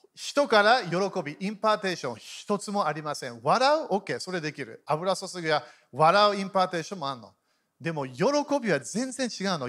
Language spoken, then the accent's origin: Japanese; Japan; 日本で生まれた